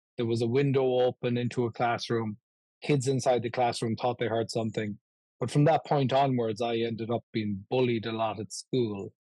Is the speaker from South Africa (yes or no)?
no; Ireland; now in Buffalo, United States; when I was growing up in Ireland